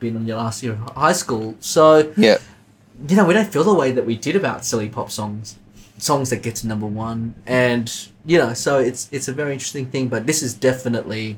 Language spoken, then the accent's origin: English; Sydney, New South Wales, Australia; I grew up in Canterbury